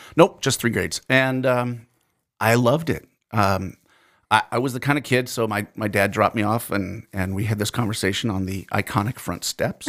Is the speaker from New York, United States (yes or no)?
no; New Jersey, United States; accent: New Jersey; now in Fergus Falls, United States; my New Jersey accent